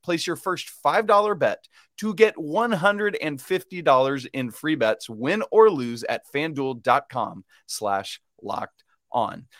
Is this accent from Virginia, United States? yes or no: no; Atlanta, Georgia, United States; I grew up in Atlanta